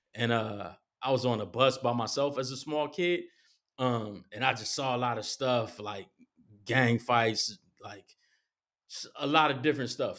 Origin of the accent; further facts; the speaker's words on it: Compton, California, United States; I was born in Compton, and my first part of my life was, uh, in Compton